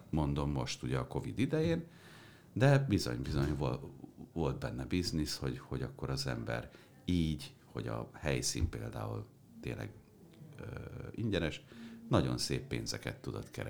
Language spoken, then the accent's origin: Hungarian; New York City, New York, United States; now in Hungary; mert az apám diplomata volt, tehát New Yorkban nőttem föl.